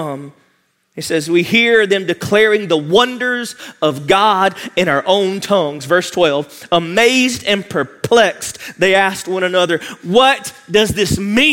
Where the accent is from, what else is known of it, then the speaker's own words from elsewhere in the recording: United States; we as the American church